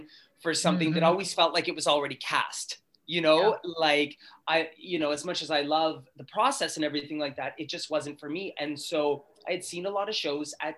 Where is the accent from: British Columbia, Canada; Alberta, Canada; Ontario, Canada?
Ontario, Canada; Sudbury; moved away; also born or lived in Toronto; I grew up in Sudbury, Ontario